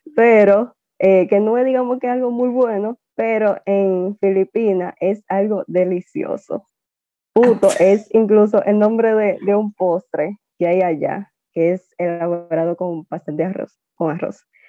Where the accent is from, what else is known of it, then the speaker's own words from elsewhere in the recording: Dominican Republic; also born or lived in Taiwan; me trajeron acá cuando yo tenía ocho meses de nacida.